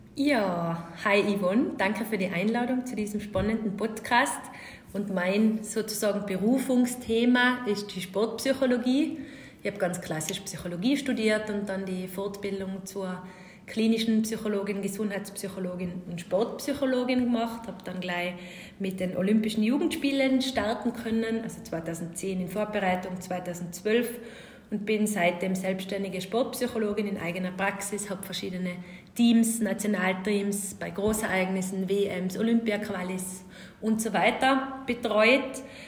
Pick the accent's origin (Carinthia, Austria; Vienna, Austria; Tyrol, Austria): Tyrol, Austria; accent: Tyrolean; Ich bin Tirolerin